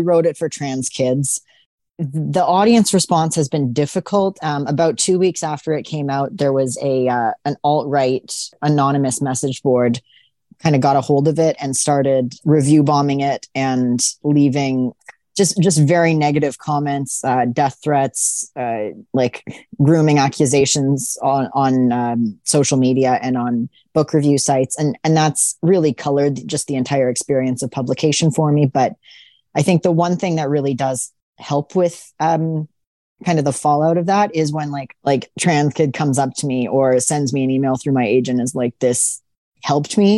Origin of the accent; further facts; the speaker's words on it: Vancouver, British Columbia, Canada; I remember being a really little kid. And growing up in Vancouver